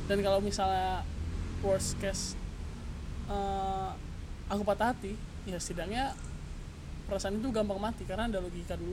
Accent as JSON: {"language": "Indonesian", "town": "Pekanbaru", "region": "Riau", "country": "Indonesia", "tie": "born or raised there", "lives_now": "Bandung, Indonesia", "said": "ya aku asli Pekanbaru"}